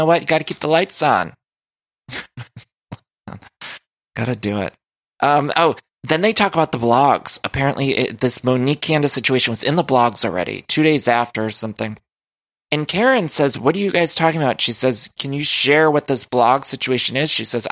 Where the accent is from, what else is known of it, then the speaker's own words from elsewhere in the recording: Ohio, United States; also born or lived in Chicago, Illinois; now in Los Angeles, United States; I'm from Ohio.